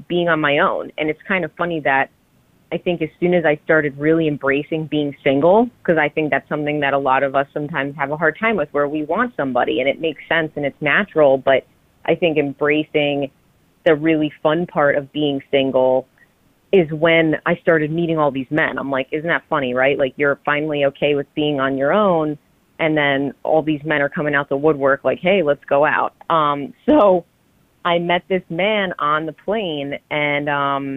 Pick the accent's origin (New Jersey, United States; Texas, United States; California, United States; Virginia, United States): New Jersey, United States; I'm from Jersey.